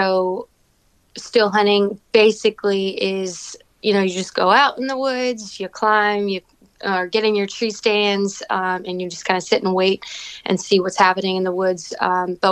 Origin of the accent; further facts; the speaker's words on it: Fredericksburg, Virginia, United States; moved away as an adult; now in Franklin County, Virginia, United States; I was born and raised in Fredericksburg, Virginia